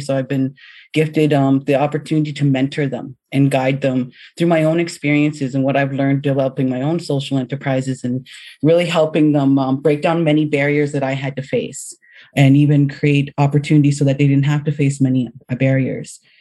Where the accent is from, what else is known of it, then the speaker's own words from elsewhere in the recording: London, Ontario, Canada; I grew up in London, Ontario